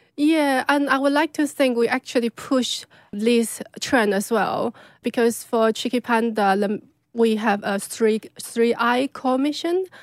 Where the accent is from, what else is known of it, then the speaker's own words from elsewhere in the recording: China; moved away; I grew up in China